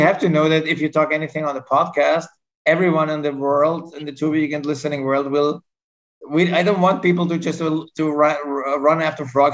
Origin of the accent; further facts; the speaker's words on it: Vienna, Austria; I'm from Vienna, Austria